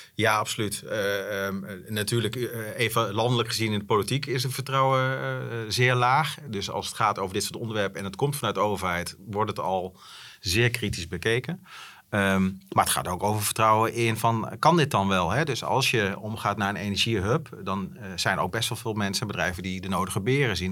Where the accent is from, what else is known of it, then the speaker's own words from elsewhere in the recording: Netherlands; wij zijn ook wel afgelopen jaren als Nederlanders best wel verwend